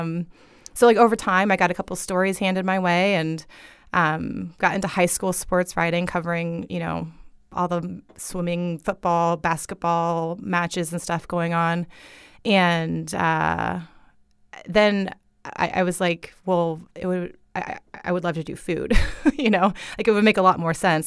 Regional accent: Fort Myers, Florida, United States; I grew up in this town, you know? I'm a Fort Myers girl

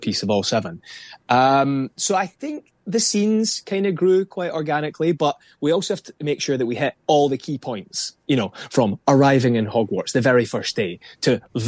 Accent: Scotland, United Kingdom; as a Scot, as a Brit

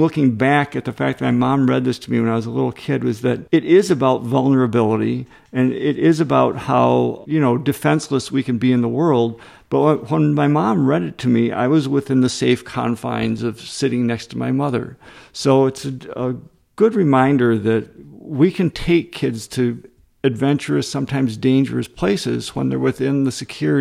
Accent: Rockford, Illinois, United States; also born or lived in Madison, Wisconsin; I grew up in Rockford, Illinois, which was a factory town.

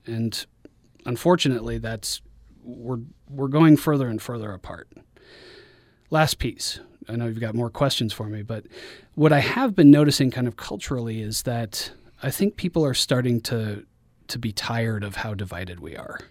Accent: Guadalajara, Jalisco, Mexico; moved away; also born or lived in Denver, Colorado, United States; I'm from Denver, Colorado, but I grew up in, in Guadalajara, Mexico for many of my formative years

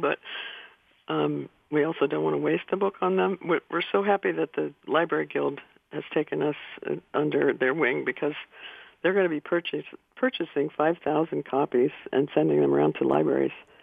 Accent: Yellow Springs, Ohio, United States; also born or lived in Rangoon, Myanmar; growing up in Yellow Springs

